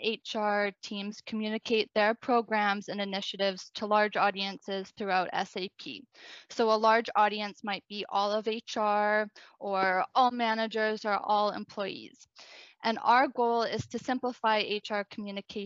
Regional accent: Victoria, British Columbia, Canada; moved away as an adult; now in Ireland; I worked at a local startup in Victoria, BC, my hometown

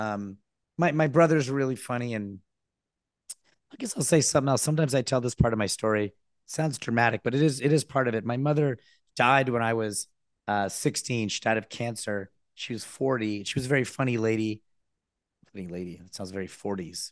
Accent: Danbury, Connecticut, United States; moved away as an adult; also born or lived in Manhattan, New York; I grew up in a small, small city or big town called Danbury, Connecticut

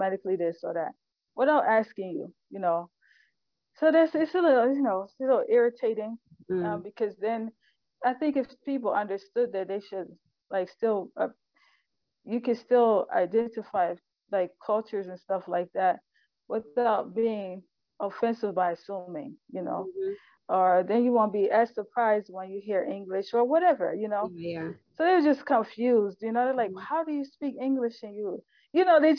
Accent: United States; moved away as an adult; as Muslim American

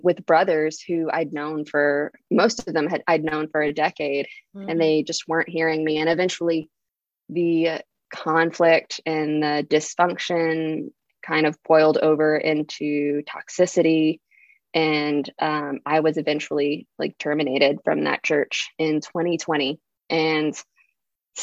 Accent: Texas, United States; I was totally born and bred in the Texas South

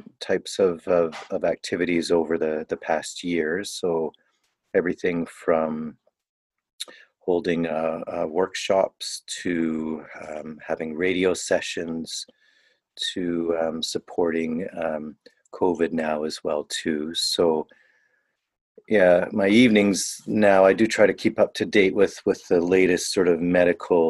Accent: Niagara region, Southern Ontario, Canada; moved away; also born or lived in Toronto / Southern Africa / China / India; So I was born in Ontario, Southern Ontario. I grew up in the Niagara region

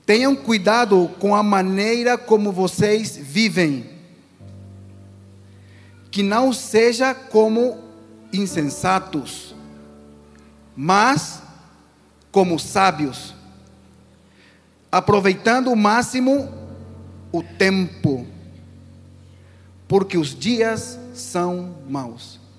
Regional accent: Asunción, Paraguay; now in Brazil; O pastor disse que eu sou do Paraguai. Eu sou um paraguaio.

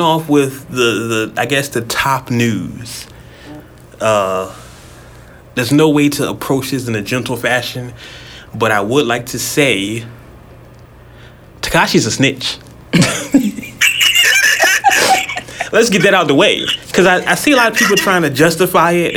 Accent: California, United States; I'm from California

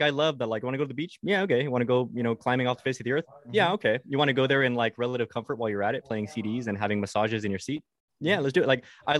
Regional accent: Mexico; Yeah. I grew up in Mexico.

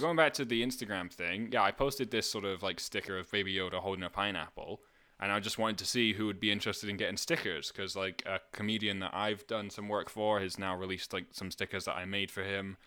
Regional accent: Scotland, United Kingdom; moved away as an adult; also born or lived in Canada; I was from Scotland

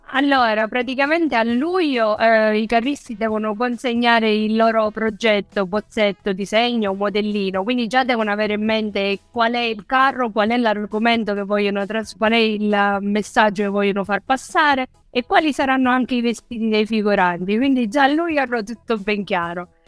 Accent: Acireale, Sicily, Italy; now in Viareggio, Italy; da Cireale più o meno funziona così, che è il mio paese d'origine

